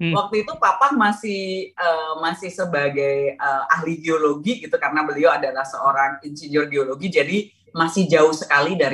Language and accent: Indonesian; Bogor, West Java, Indonesia; also born or lived in Yogyakarta; saya sekolah itu